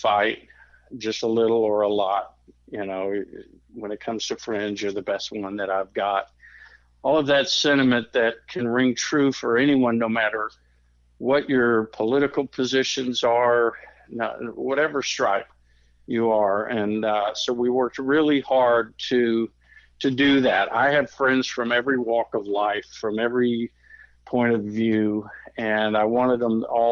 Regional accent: United States; I was born here in America

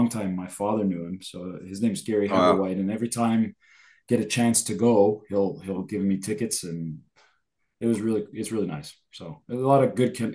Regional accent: Canada; I'm from Canada

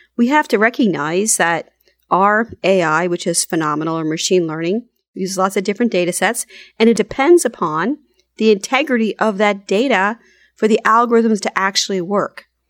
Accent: United States; as an American

